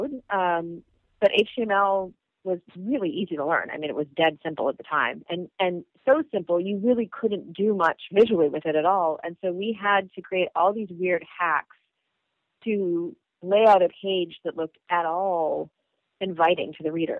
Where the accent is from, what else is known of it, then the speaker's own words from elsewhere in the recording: California, United States; I'm from California